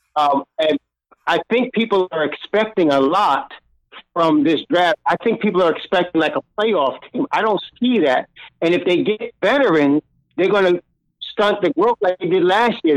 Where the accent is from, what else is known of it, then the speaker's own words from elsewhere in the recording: Long Island, New York, United States; now in Virginia, United States; I'm in Virginia now, but I'm from Long Island.